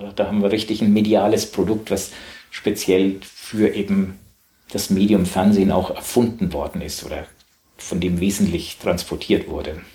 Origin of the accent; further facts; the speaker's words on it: Southern Germany, Germany; accent: süddeutscher Akzent; now in Hamburg, Germany; ich komme aus Süddeutschland. Ich habe selber als Kind um acht Uhr morgens Hamburger Hafenkonzert gehört